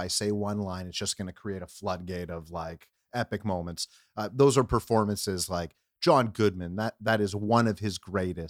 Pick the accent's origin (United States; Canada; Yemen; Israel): Canada; I'm a Canadian kid who grew up